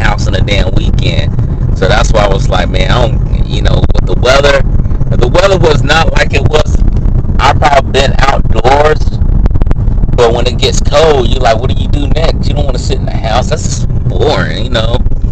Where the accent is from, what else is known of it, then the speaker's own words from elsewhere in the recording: the South, United States; moved away; I'm from the South